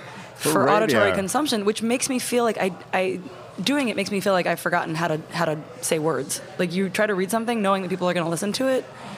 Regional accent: Boston, Massachusetts, United States; accent: Boston; I was thinking try to do it in my native Boston accent, which I don't have, but that's where I'm from.

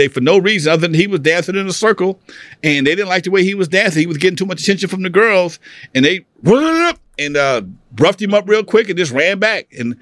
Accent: Los Angeles, California, United States; I grew up in Athens off of Main and El Segundo.

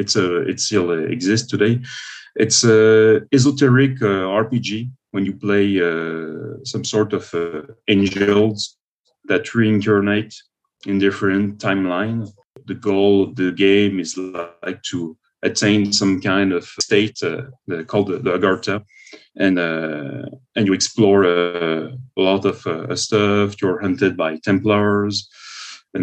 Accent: Paris, Île-de-France, France; now in Quebec City, Canada; I'm living in Quebec City, but I'm originally from Paris in France

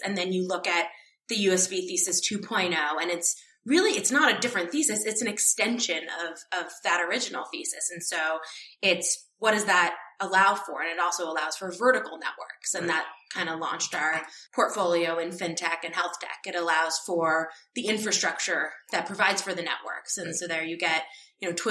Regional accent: New York City, New York, United States; moved away; It's my hometown

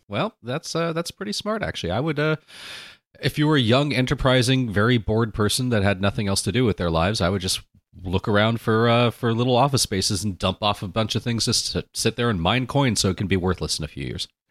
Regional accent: Anaheim, California, United States; my experience growing up in Anaheim

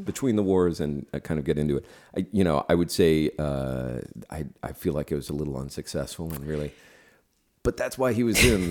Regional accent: San Francisco, California, United States; moved away; Japanese American people I grew up with in San Francisco

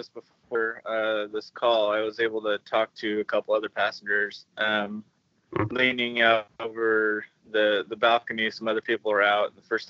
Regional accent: Oregon, United States; 42, and I'm from Oregon, USA.

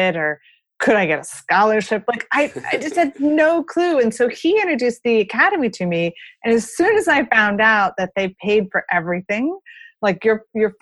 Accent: Florida, United States; moved away as an adult; also born or lived in Colorado Springs; I grew up in Florida

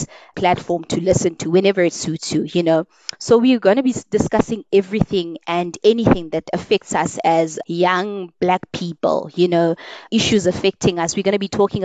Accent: South Africa; we have challenges as South African people

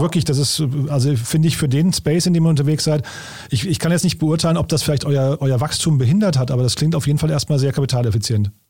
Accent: Hofheim am Taunus, Hesse, Germany; moved away; nach Hofheim in meine Heimatstadt

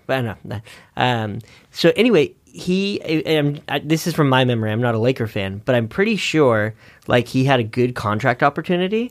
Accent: Northern California, United States; I grew up in Northern California

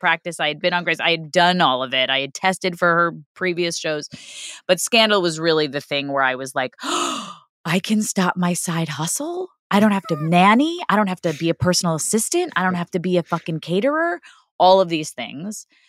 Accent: New York City, New York, United States; moved away; I grew up in Queens

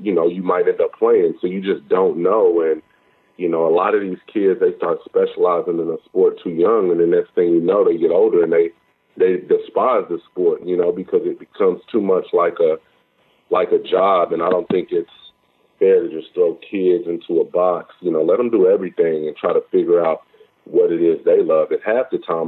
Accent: Oklahoma City, Oklahoma, United States; I grew up in Oklahoma City

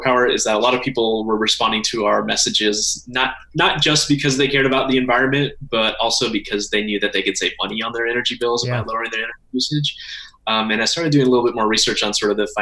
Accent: Dallas, Texas, United States; also born or lived in Austin; I grew up in Dallas

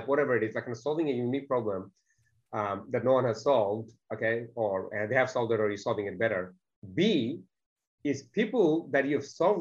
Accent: Bangladesh; English is a second language; now in Australia; I wasn't even born in Australia. English wasn't in my first language. I didn't even see a computer till the age of 16. I consider myself to be extremely fortunate for the ticket in life I have been given, coming from a country called Bangladesh

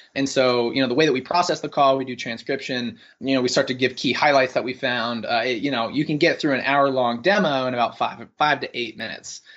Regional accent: North Carolina, United States; moved away as an adult; also born or lived in San Francisco; I'm originally from North Carolina, uh, went to U N C

